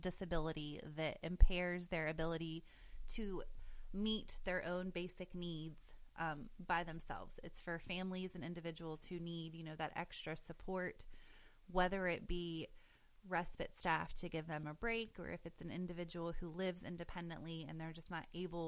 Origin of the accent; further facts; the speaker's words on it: West Virginia, United States; also born or lived in Cleveland, Ohio; I'm originally from West Virginia, and then I had moved to Cleveland for a while.